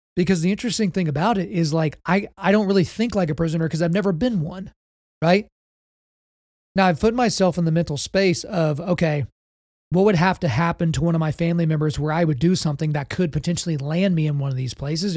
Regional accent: Oklahoma, United States; I'm from Oklahoma, but I'm not about to be a Southern Baptist here

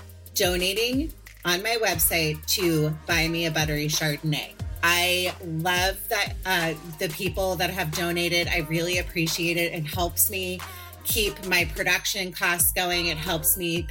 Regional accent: Potomac, Maryland, United States; growing up in Potomac

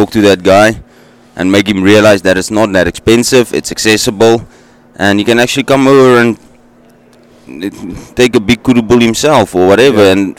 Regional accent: South Africa; from Motsomi Safaris, born and raised in South Africa, hunted all over the place before

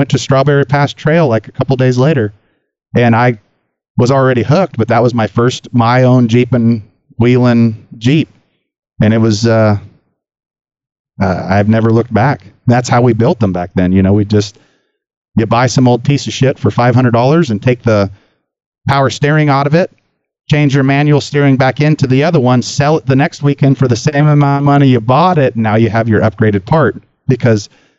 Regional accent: Sacramento, California, United States; I grew up in Sacramento, South Sacramento.

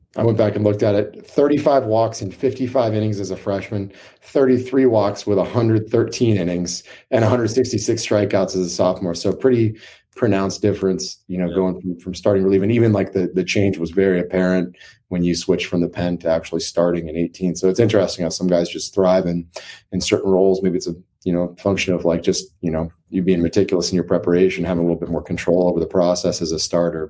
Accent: Maine, United States; I grew up in Maine

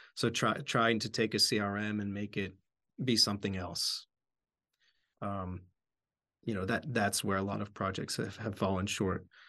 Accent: outside Philadelphia, Pennsylvania, United States; moved away; also born or lived in Bratislava, Slovakia; I grew up outside Philadelphia

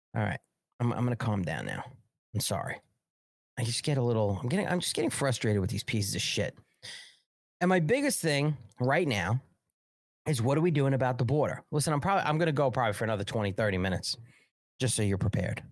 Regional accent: New York, United States; now in South Carolina, United States; I'm a New Yorker

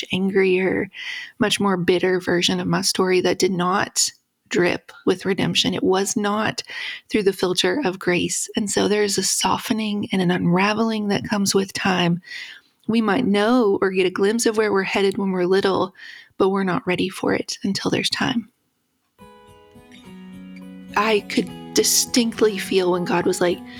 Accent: West Virginia, United States; I grew up in West Virginia

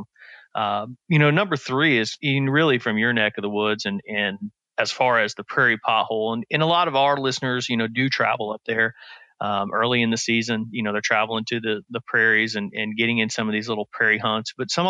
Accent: Midwest, United States; now in the South, United States; growing up in the Midwest and then moving down here in the South

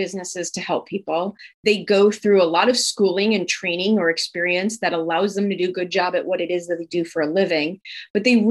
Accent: Midwest, United States; as a Midwesterner with that work ethic

